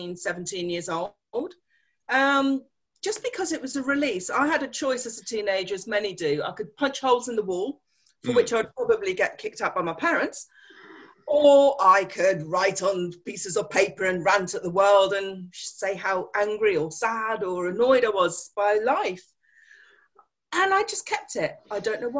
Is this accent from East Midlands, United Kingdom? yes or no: no; London, United Kingdom; now in Worcester, United Kingdom; I live in the beautiful city of Worcester, although originally I was born in London